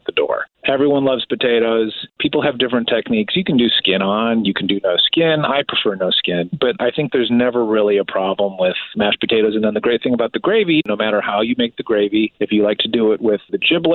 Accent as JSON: {"language": "English", "area": "outside Chicago, Midwest", "region": "Illinois", "country": "United States", "tie": "born or raised there"}